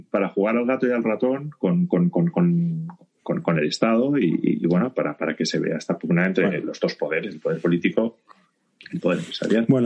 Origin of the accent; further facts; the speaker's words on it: Barcelona, Catalonia, Spain; Yo soy de Barcelona